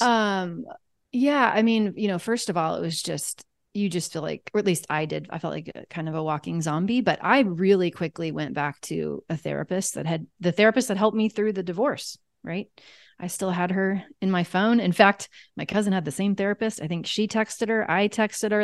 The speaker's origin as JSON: {"language": "English", "region": "Kansas", "country": "United States", "said": "I'm from Kansas"}